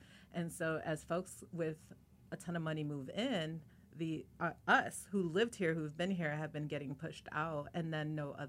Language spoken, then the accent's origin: English; Chicago, Illinois, United States; I grew up in Chicago